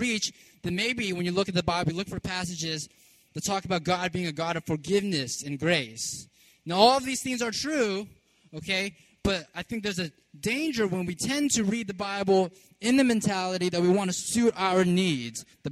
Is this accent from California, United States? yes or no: yes; California, United States; also born or lived in New York / Virginia; now in Baltimore, United States; I grew up in California